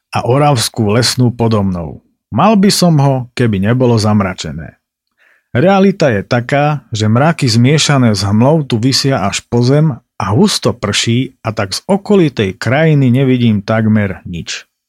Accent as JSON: {"language": "Slovak", "town": "Tatranská Lomnica", "region": "Prešov Region", "country": "Slovakia", "said": "Z Tatranskej Lomnice, vravím"}